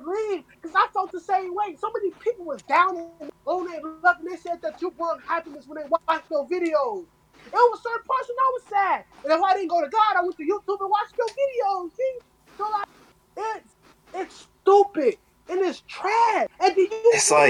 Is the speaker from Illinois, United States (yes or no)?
yes; Chicago, Illinois, United States; moved away; I'm from Chicago